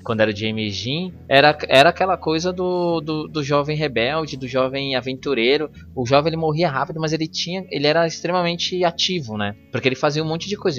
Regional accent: Brazil; a gente é brasileiro

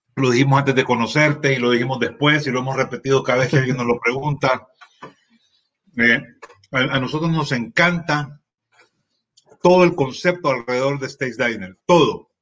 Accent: El Salvador

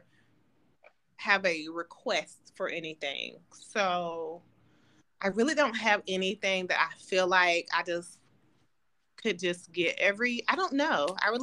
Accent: Nashville, Tennessee, United States; moved away; my family's from, we're from Nashville

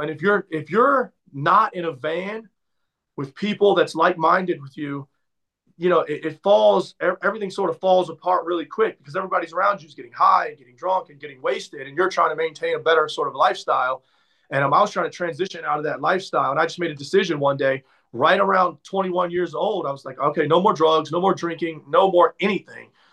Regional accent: Maryland, United States; moved away as an adult; also born or lived in Atlanta / Tampa; I'm from Maryland

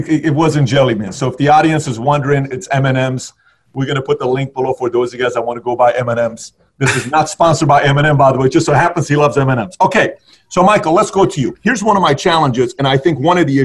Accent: Iran; moved away; I grew up in Iran

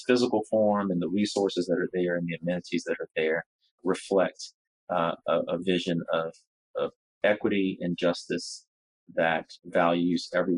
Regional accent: Baton Rouge, Louisiana, United States; also born or lived in Washington, D.C.; to Louisiana, to my hometown of Baton Rouge

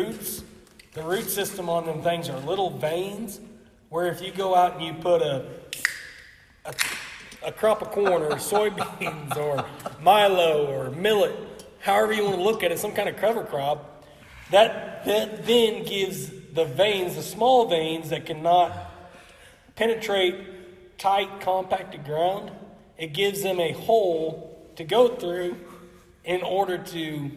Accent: Lamar, Missouri, United States; I'm from Lamar, Missouri.

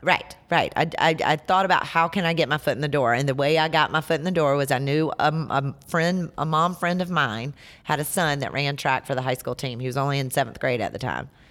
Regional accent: Hartsville, South Carolina, United States; accent: Southern; also born or lived in Lafayette, Indiana; now in Greenville, United States; South Carolina born and raised

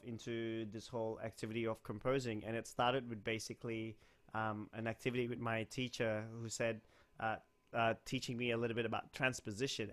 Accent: Kuala Lumpur, Malaysia; now in Sydney, Australia; I was born in West Malaysia in a town called Kuala Lumpur

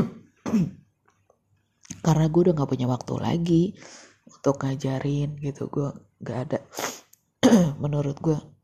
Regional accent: Depok, West Java, Indonesia; gua kan warga Jawa Barat gitu ya, gitu. Di kota yang sangat banyak masalahnya. di kota Depok

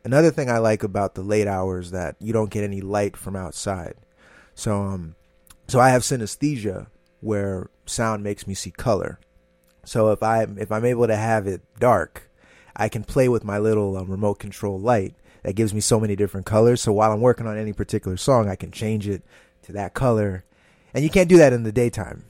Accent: New Jersey, United States; moved away as an adult; also born or lived in Boston / Hyattsville, Maryland; now in New York, United States; I was born and raised in Jersey

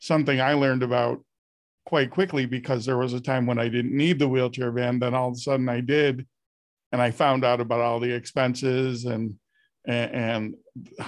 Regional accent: Buffalo, New York, United States; I'm from Buffalo, New York

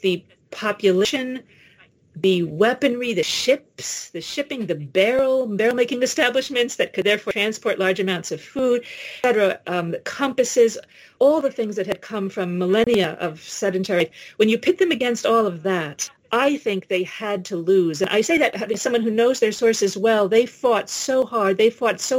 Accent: New York City, New York, United States; I grew up in New York City

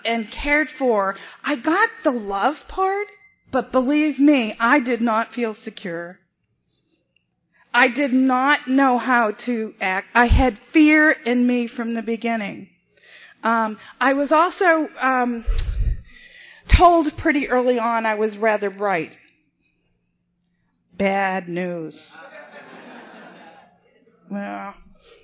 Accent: Boston, Massachusetts, United States; I was born and raised in South Boston, Massachusetts

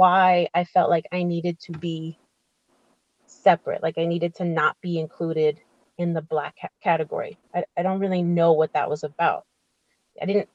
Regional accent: Massachusetts, United States; I was born in Massachusetts

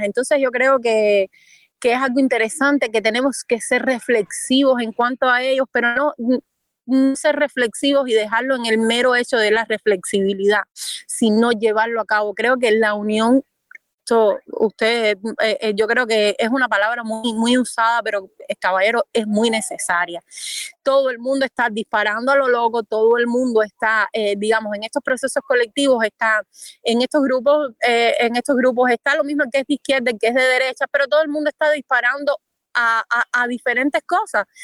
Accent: Cuba; como cubanos

